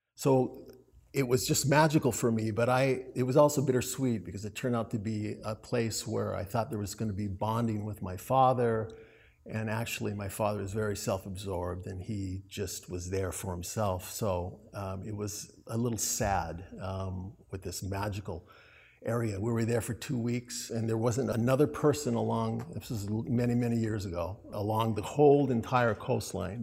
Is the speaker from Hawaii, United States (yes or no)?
yes; Hawaii, United States; I grew up in Hawaii